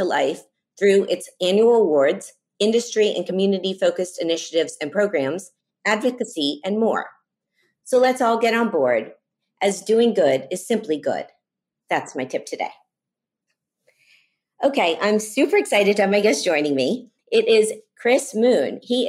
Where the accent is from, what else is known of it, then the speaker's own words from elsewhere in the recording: Miami, Florida, United States; I grew up in Miami